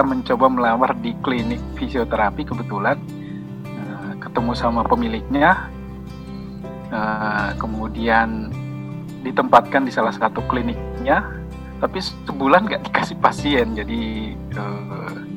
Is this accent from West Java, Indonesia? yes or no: no; Makassar, South Sulawesi, Indonesia; moved away as an adult; now in Jakarta, Indonesia; saya dari Makassar dari ujung Pandang